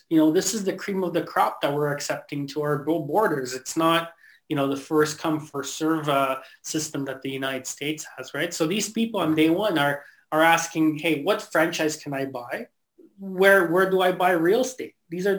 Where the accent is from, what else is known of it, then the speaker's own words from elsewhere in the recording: Canada; English is a second language; I came to Canada when I was 7 years old. I actually remember immigrating here and that whole process.